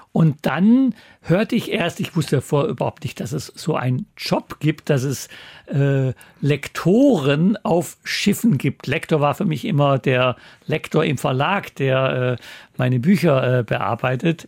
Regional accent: southern Black Forest near Freiburg, Baden-Württemberg, Germany; moved away as an adult; also born or lived in Russia / East Germany; now in Hamburg, Germany; meine alte Heimat empfehlen. Hier heißt es sogar badischer Wein von der Sonne verwöhnt. Also diese Gegend, aus der ich komme, da am Rande des Südschwarzwalds in der Nähe von Freiburg

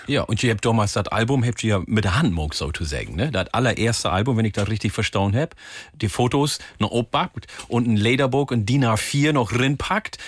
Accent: Oldenburg district, Lower Saxony, Germany; ich komme aus Niedersachsen, Landkreis Oldenburg

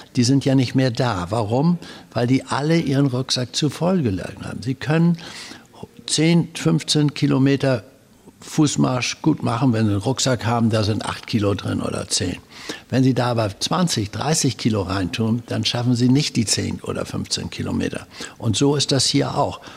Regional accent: Hamburg, Germany; Also ich bin in Hamburg geboren und zwar Hausgeburt

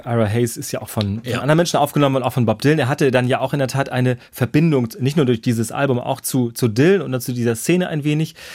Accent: Germany; als Deutscher

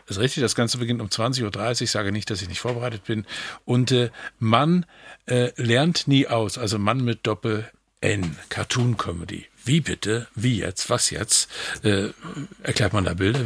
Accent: Western Pomerania, Mecklenburg-Vorpommern, Germany; ich gebürtiger Vorpommer bin

